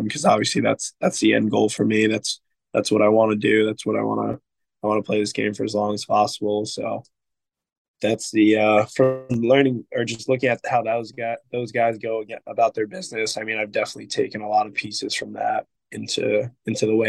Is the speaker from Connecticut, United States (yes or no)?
yes; Connecticut, United States; moved away as an adult; now in Maryland, United States; my home state's university